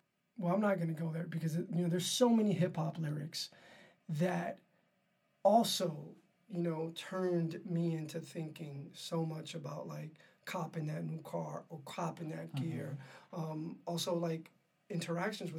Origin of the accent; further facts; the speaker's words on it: New York City, New York, United States; I grew up in Harlem